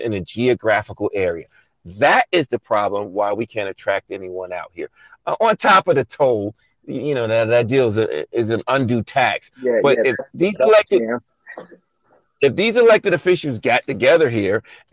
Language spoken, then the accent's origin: English; New York City, New York, United States; also born or lived in Rockaway; I'm from Brooklyn